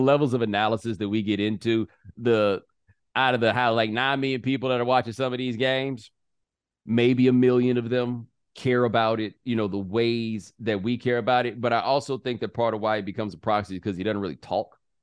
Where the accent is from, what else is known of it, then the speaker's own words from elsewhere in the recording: the South, United States; I'm from the South